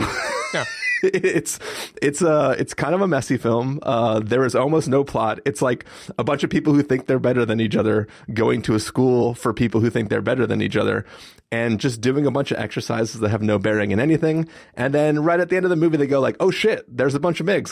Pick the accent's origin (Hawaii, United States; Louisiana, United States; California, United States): California, United States; San Diego; growing up in San Diego